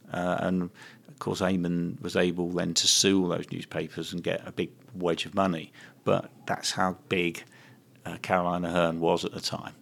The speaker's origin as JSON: {"language": "English", "region": "London", "country": "United Kingdom", "moved": "as an adult", "lives_now": "Manchester, United Kingdom", "said": "I was an alien in the early '80s for staying here as a Londoner"}